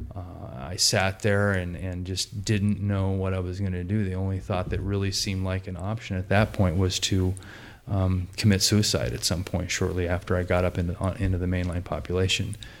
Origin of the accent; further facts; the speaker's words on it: Portland, United States; I grew up in Portland, pretty normal upbringing, upper middle class family.